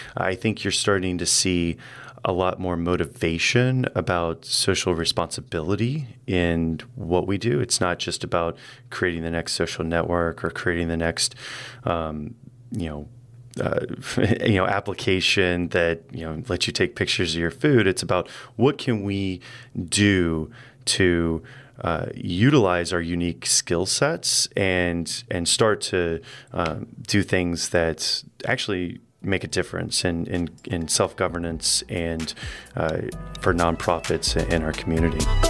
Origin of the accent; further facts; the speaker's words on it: Indianapolis, Indiana, United States; moved away; I'm from Indianapolis in the Midwest